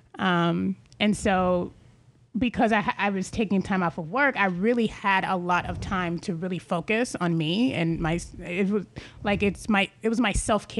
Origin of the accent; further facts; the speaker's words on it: Atlanta, Georgia, United States; moved away as an adult; now in California, United States; I was raised in Atlanta, Georgia, and, being raised in the South